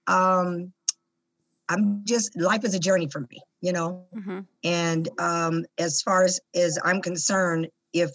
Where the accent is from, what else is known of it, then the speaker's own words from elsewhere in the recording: Tacoma, Washington, United States; the inner city of Tacoma and Hilltop, where I was born and raised